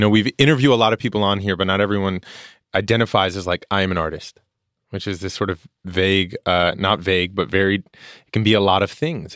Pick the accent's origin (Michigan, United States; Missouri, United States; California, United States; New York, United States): New York, United States; New York City; growing up in Queens